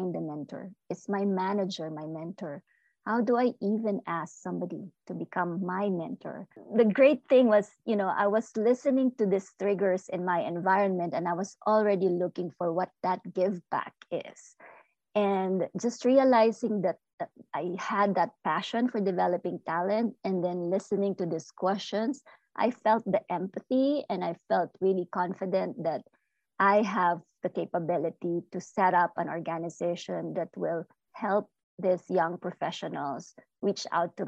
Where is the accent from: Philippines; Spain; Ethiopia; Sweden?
Philippines; now in United States; I am an immigrant. I am Filipino-American